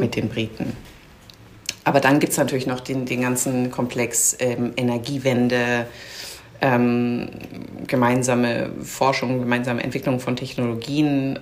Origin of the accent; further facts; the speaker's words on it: Bamberg, Bavaria, Germany; moved away as an adult; now in London, United Kingdom; Ich bin in Deutschland aufgewachsen und ähm, habe die japanische Küche vor allem über meinen Vater kennengelernt, der ist Japaner und ähm, hat dann eben auch in Bamberg, wo ich aufgewachsen bin